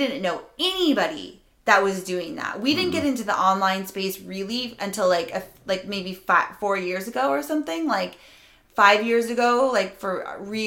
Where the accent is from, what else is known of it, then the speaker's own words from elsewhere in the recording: Rhode Island, United States; I'm from Rhode Island